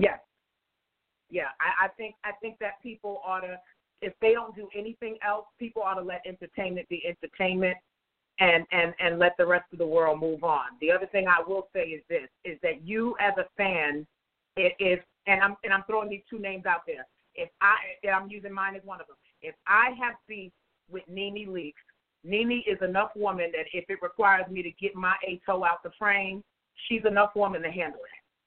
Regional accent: New York, United States; I was born and raised in New York

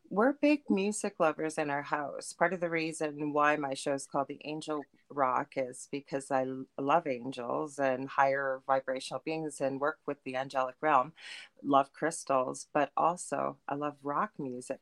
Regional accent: Thunder Bay, Ontario, Canada; I'm from Thunder Bay in Canada

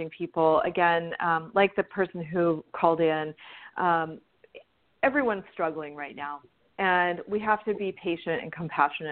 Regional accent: Southern California, United States; also born or lived in East Coast / the South / Italy; now in Hawaii, United States; I grew up in Southern California and lived all over the place.

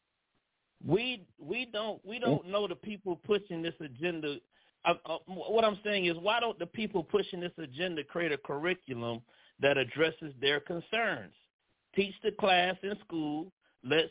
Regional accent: Florida, United States; I was born here in Florida, okay, and I'm 47 years old

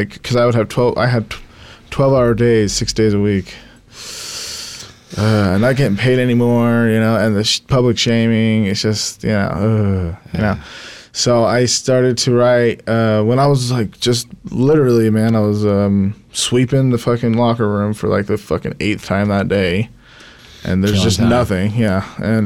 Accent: Salt Lake City, Utah, United States; also born or lived in Tennessee; I grew up in Salt Lake. I moved a couple times, but we moved as a family a couple times. To Tennessee.

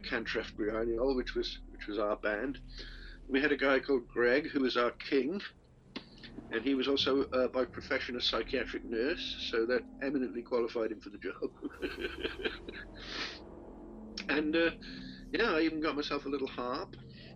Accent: Cardiff, Wales, United Kingdom; I'm from Cardiff, Wales.

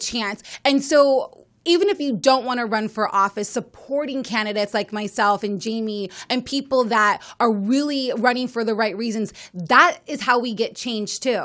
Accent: Las Vegas, Nevada, United States; I am from Las Vegas, Nevada

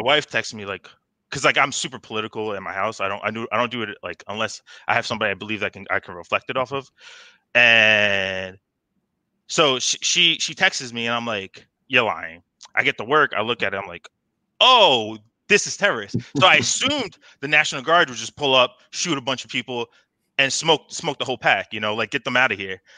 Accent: Bayonne, New Jersey, United States; I'm from New Jersey. I grew up in a city like Bayonne

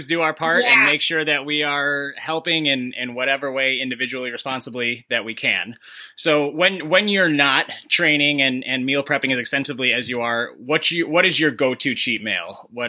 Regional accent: Chicago, Illinois, United States; I'm from Chicago, so like pizza is in our blood.

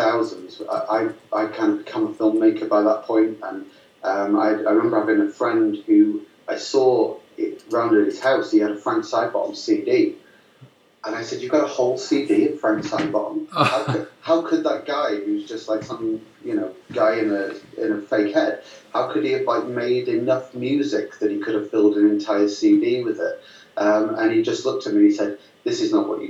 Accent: Lancashire, North West England, United Kingdom; I grew up in Lancashire in the northwest of England

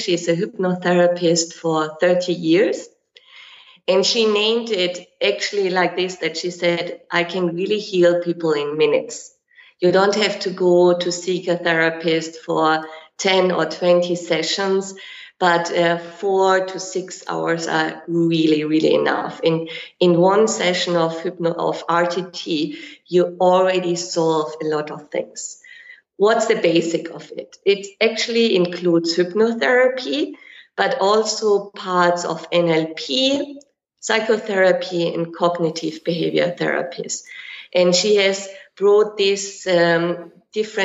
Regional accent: Germany; moved away as an adult; also born or lived in Kenya; now in Dubai, United Arab Emirates; I'm from Germany

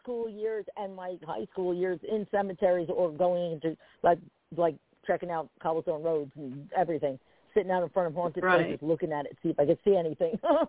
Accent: Perth Amboy, New Jersey, United States; Well, I grew up in Port Amboy.

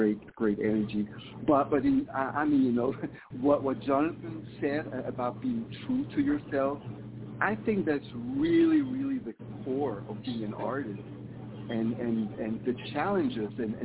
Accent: Switzerland; moved away as an adult; also born or lived in Africa; now in Las Vegas, United States; originally I'm from Switzerland. Originally I was born in Africa, but moved to Switzerland when I was like 3 months old. So I've lived there until my mid-30s

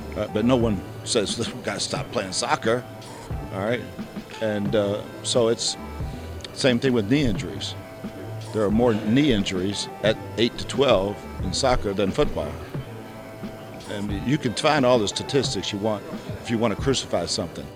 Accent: Michigan, United States; now in Philadelphia, United States; I grew up in Michigan

